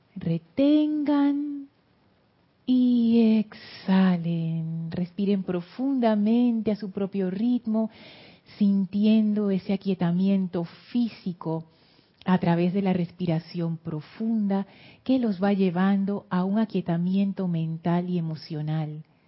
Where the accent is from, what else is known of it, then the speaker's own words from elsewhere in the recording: Panama; vengo de Panamá